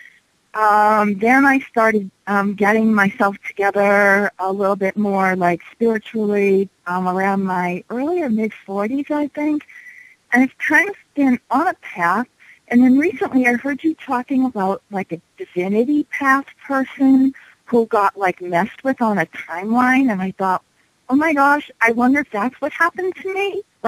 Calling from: Denver, Colorado, United States; I'm calling from Denver.

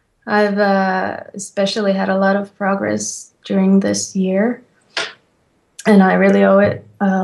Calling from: Finland; I'm calling from Finland.

